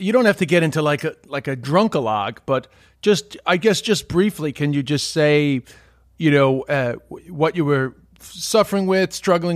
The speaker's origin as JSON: {"language": "English", "town": "New York City", "region": "New York", "country": "United States", "tie": "born or raised there", "also_born_or_lived": "Ireland", "moved": "yes", "said": "I grew up in Queens with a lot of Greek guys"}